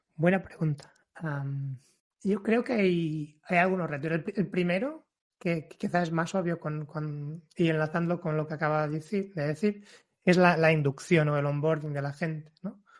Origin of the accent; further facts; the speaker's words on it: Portugal; Spanish is a second language; moved away as an adult; now in Barcelona, Spain; vengo de Portugal, aunque viva en Barcelona desde hace ocho años